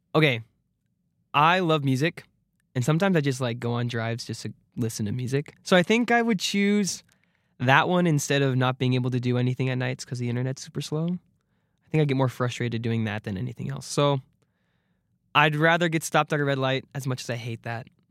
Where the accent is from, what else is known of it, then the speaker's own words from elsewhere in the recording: Arizona, United States; I'm from Arizona